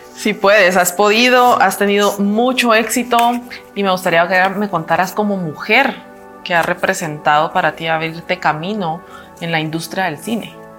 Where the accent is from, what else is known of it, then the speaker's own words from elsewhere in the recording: Guatemala; como mujer guatemalteca